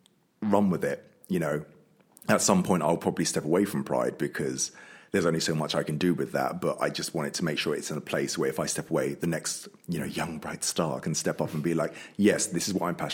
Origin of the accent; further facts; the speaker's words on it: London, United Kingdom; moved away as an adult; now in Worcester, United Kingdom; I'm from London